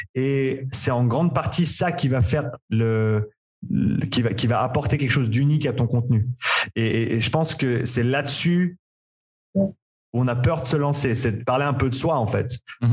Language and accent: French; Nyon, Vaud, Switzerland; moved away as an adult; also born or lived in Vancouver, Canada / Australia; j'ai grandi ici à Nyon en Suisse.